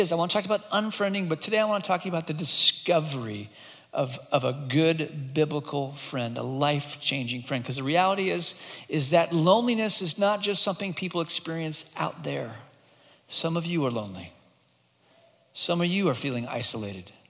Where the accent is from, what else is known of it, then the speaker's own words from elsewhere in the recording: Hong Kong; many years ago, when I was growing up in Hong Kong, my brother and I would come back from boarding school